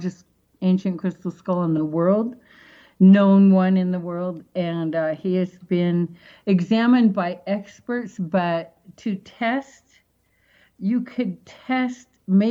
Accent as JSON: {"language": "English", "town": "Seattle", "region": "Washington", "country": "United States", "tie": "born or raised there", "moved": "yes", "said": "back in Seattle, that's my hometown"}